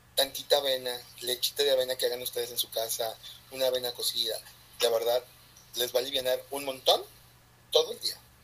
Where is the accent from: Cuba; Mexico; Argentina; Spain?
Mexico; nosotros como mexicanos